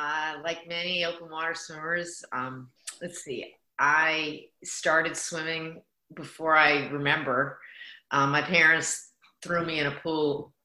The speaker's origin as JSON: {"language": "English", "region": "Pennsylvania", "country": "United States", "tie": "born there", "also_born_or_lived": "New York / Connecticut", "said": "I consider myself an East Coaster still. Lived in New York and Connecticut. I was born in Pennsylvania."}